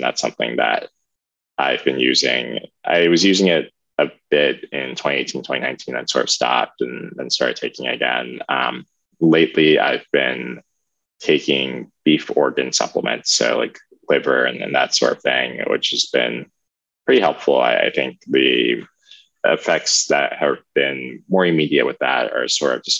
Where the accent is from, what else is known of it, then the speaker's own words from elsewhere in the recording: Maryland, United States; I grew up in the Maryland area in Anderton County